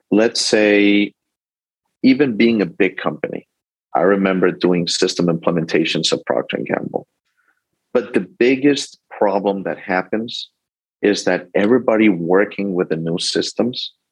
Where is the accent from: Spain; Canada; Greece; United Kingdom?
Spain; moved away; Um, I'm originally from Spain. I lived all over the world due to my dad's life.